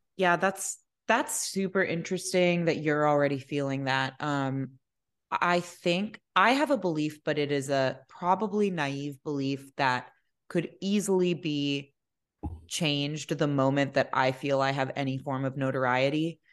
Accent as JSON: {"language": "English", "region": "Maryland", "country": "United States", "tie": "born or raised there", "said": "My parents are Lebanese. They were both born and raised in Lebanon, um, but, you know, got married here, had us here"}